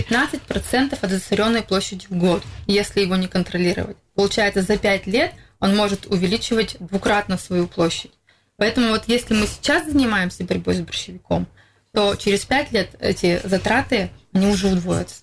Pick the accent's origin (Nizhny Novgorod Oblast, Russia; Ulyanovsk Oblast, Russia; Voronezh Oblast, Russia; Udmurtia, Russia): Udmurtia, Russia; Izhevsk; в Первомайском мы, получается, работаем третий год. Я сама там коренной житель